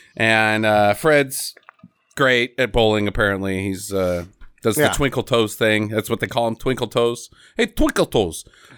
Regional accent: Norway; I'm from Norway, and I don't really have a Norwegian. It's just the Swedish.

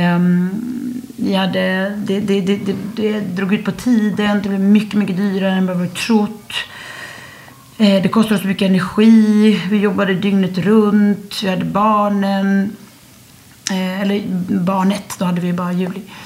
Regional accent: Sweden; moved away as an adult; now in France; Och jag var hemma i Sverige

